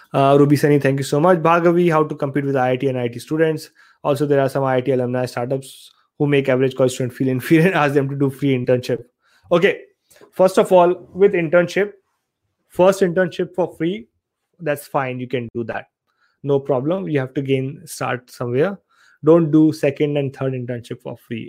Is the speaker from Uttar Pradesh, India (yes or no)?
yes; Aligarh, Uttar Pradesh, India; moved away as an adult; also born or lived in Saharanpur; now in Australia; I'm actually from Aligarh, Uttar Pradesh in India. I was born in Saharanpur